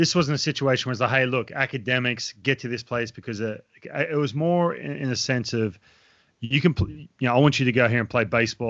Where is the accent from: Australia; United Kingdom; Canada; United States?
Australia; I'll be honest with you, I grew up in Australia, right? Boarding school is, it's way more prevalent in Australia.